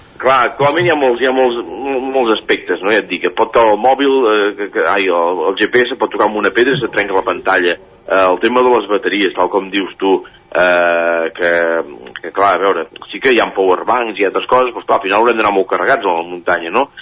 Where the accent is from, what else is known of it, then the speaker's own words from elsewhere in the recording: Manlleu, Catalonia, Spain; jo sóc de Manlleu